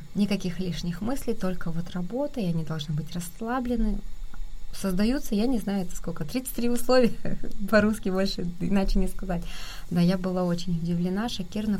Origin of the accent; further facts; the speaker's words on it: Kyrgyzstan; moved away as an adult; now in South Korea; у нас на родине есть все, это замечательная, прекрасная страна, я очень люблю свою родину